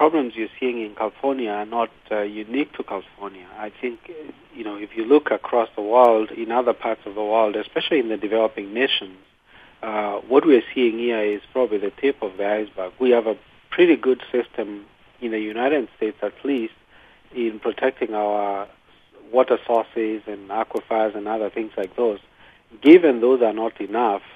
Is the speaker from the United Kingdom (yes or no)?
no; Kenya; moved away; I come from Kenya